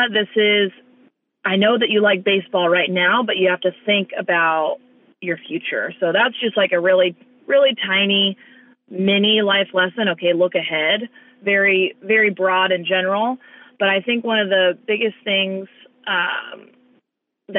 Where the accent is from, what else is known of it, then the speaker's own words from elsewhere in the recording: California, United States; instead of being raised in Miami, we moved to California, my parents moved to California, and we grew up here